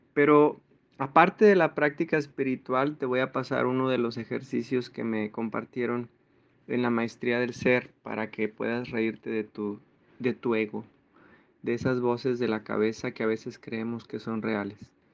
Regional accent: Mexico; Todos los que somos de México

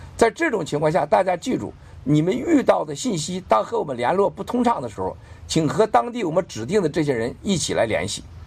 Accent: China; 我们中国人

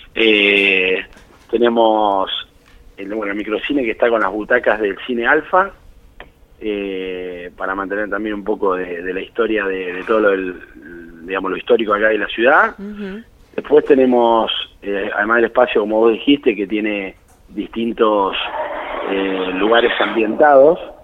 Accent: Bahía Blanca, Buenos Aires Province, Argentina; moved away as an adult; now in Tandil, Argentina; yo soy de Bahía Blanca, eh, pero hace el 2000 que estoy acá en Tandil

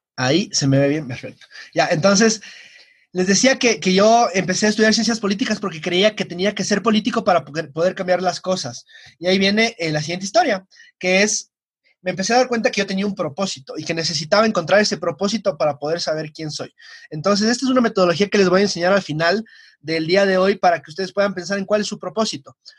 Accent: Quito, Pichincha, Ecuador; estoy en el Colegio Benalcázar, aquí en Quito, soy quiteño

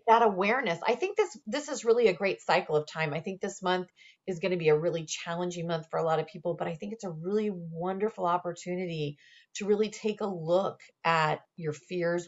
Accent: Indiana, United States; moved away; I was originally from Indiana.

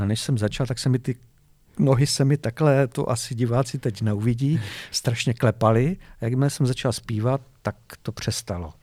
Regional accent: Ostrava, Moravian-Silesian Region, Czechia; also born or lived in Vítkov; Já jsem se narodil ve Vítkově, ale když jsem měl rok, tak jsem se přestěhoval do Ostravy.

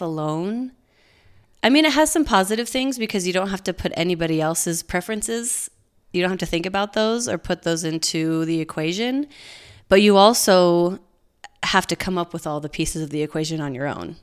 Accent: Provo, Utah, United States; I grew up in Provo, went to Provo High, went to B Y U

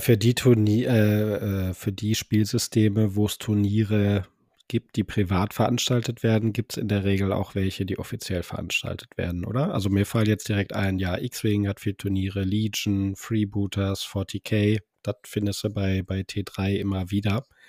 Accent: Bochum, North Rhine-Westphalia, Germany; ich komme aus Bochum

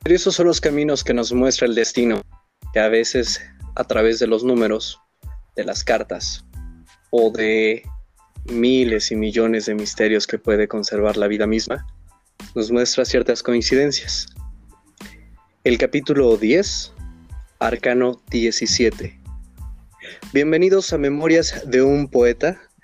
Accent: Hidalgo, Mexico; soy de Hidalgo.

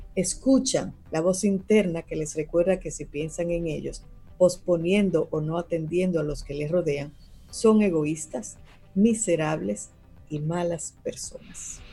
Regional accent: Dominican Republic; como pueblo dominicano

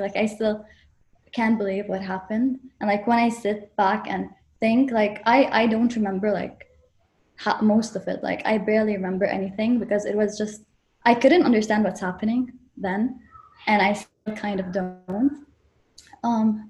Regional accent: Beirut, Beirut Governorate, Lebanon; I'm from Beirut, so where the explosion happened.

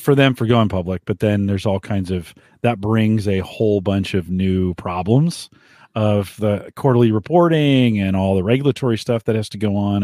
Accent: San Jose, California, United States; moved away; San Jose, my hometown, I, I didn't, I didn't know how good I had it till I left.

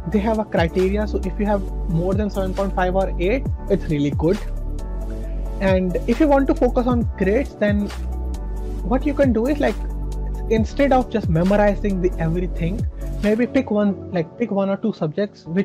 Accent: India; moved away as an adult; now in Saint Petersburg, Russia; I'm from India

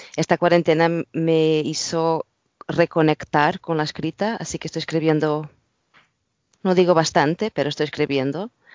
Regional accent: Portugal; Spanish is a second language; moved away as an adult; now in London, United Kingdom; Sí, soy portuguesa, estuve viviendo acá en Londres, viviendo hace muchos años

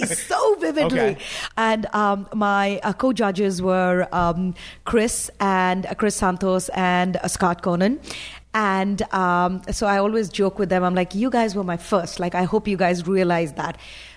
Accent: India; English is a second language; now in United States; because when I came from India, you know, interesting is actually had a really good connotation right over there.

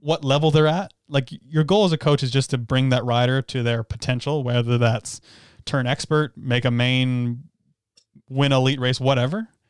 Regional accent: Canada; we're from Canada

